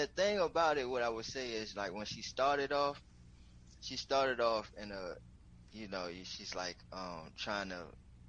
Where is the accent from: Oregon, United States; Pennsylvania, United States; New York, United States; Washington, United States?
New York, United States; I'm from New York. okay? I'm from New York.